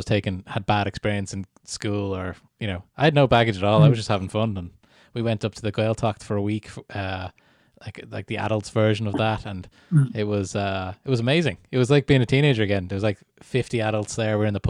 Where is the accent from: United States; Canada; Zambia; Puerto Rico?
Canada; born there; Yeah, I was born in Canada, so I never did Irish at school.